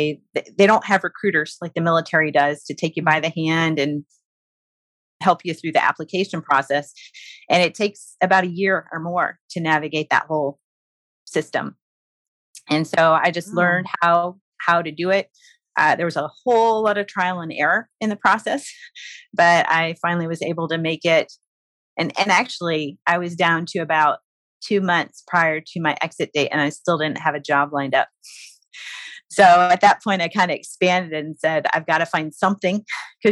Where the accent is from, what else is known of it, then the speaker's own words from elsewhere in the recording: Illinois, United States; moved away as an adult; also born or lived in Biloxi, Mississippi / Panama City, Florida; I'm from Illinois